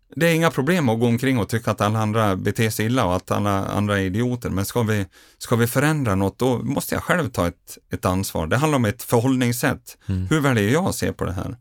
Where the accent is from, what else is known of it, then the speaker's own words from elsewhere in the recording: Grycksbo, Dalarna County, Sweden; barndomskamrat som jag gjorde resan med hemma från Grycksbo